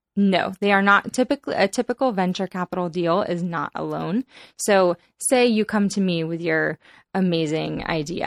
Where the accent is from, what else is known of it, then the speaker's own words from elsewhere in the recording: San Diego, California, United States; also born or lived in Boston / Los Angeles; now in San Francisco, United States; I grew up in San Diego, California